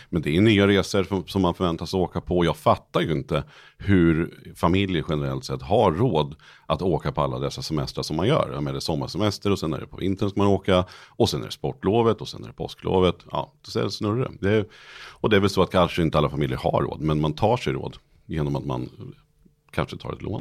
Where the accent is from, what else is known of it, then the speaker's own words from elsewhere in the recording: Nyköping, Södermanland, Sweden; Nyköping där jag kommer ifrån